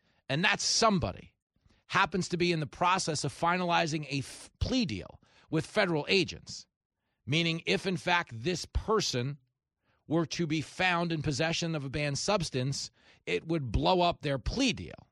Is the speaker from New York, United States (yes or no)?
yes; Levittown, New York, United States; I grew up in Levittown, post-World War II veterans, returning home from the war to buy houses with the GI Bill